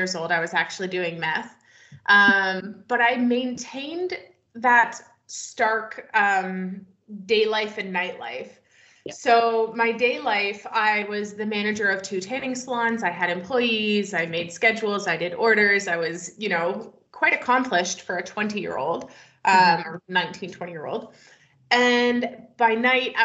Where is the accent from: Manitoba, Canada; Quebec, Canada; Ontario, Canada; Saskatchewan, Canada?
Ontario, Canada; just outside of Toronto; also born or lived in Wyoming, United States; now in British Columbia, Canada; I grew up just outside of Toronto.